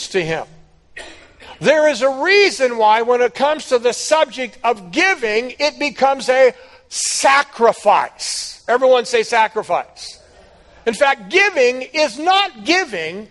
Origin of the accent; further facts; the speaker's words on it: United States